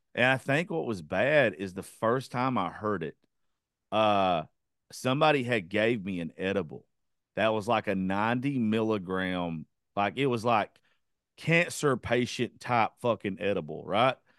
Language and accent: English; Georgia, United States; that's where I grew up. I'm in, I'm from Georgia.